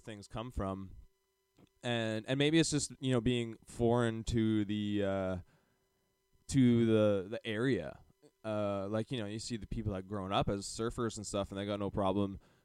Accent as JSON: {"language": "English", "town": "Calgary", "region": "Alberta", "country": "Canada", "tie": "born or raised there", "said": "we grew up in Calgary, Canada"}